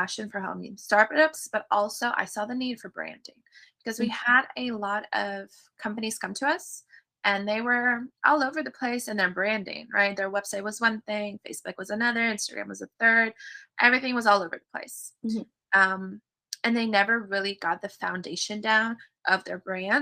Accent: California, United States; moved away as an adult; also born or lived in Russia; now in Tampa, United States; When I was 7, my mom immigrated to the U.S., to California. So I grew up in California and we traveled all over

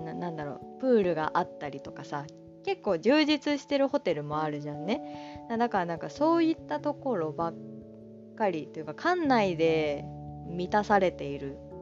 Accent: Aichi, Japan; also born or lived in Kanagawa Prefecture; now in Kanagawa, Japan; 私の出身は愛知県で、今は神奈川県にいます

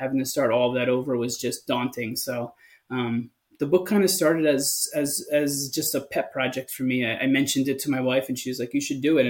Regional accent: East Coast, United States; now in West Coast, United States; So I'm from the East Coast

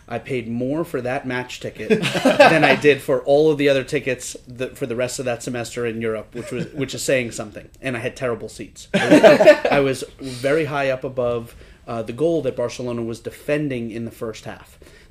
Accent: Rhode Island, United States; moved away as an adult; also born or lived in Washington, D.C.; after growing up in Rhode Island and going to college at American University in Washington, D.C.

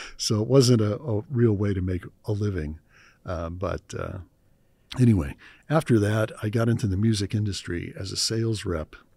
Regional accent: Cleveland, Ohio, United States; I grew up in Cleveland, Ohio. Cleveland, Ohio in the U S A.

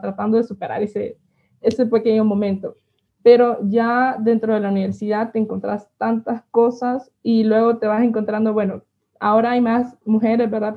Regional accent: El Paraíso, Honduras; Nací en un pequeño pueblo aquí de Honduras, un pueblo cafetalero llamado El Paraíso

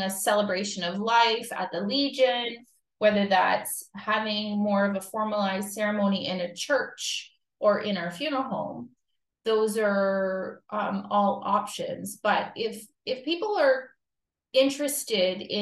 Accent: Timmins, Ontario, Canada; moved away as an adult; also born or lived in Bobcaygeon, Ontario; now in Fenelon Falls, Canada; I've spent more time here than I have in my hometown of Timmins

